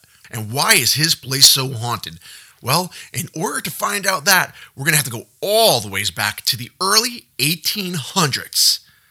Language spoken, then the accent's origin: English; Yonkers, New York, United States; we are actually heading down to my hometown of Yonkers, New York